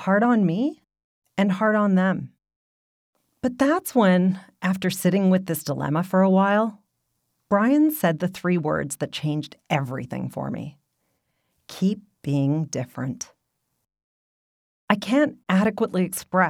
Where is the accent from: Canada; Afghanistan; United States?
Canada; I was born and raised in Canada, attended post-secondary here, and have spent my entire professional career here.